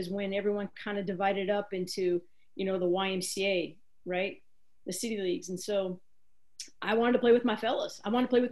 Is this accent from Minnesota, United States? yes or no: no; Iowa, United States; moved away; also born or lived in Colorado; when I grew up in Iowa